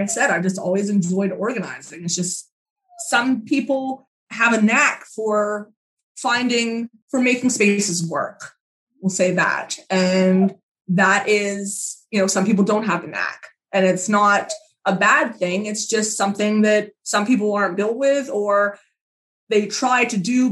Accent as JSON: {"language": "English", "region": "Pennsylvania", "country": "United States", "moved": "yes", "lives_now": "New Jersey, United States", "said": "I'm from Pennsylvania originally. I live in New Jersey now"}